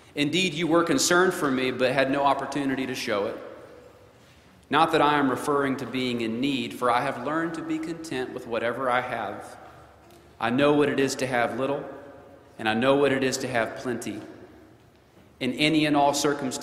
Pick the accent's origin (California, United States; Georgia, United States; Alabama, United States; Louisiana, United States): Alabama, United States; North; I'm from North Alabama, the New South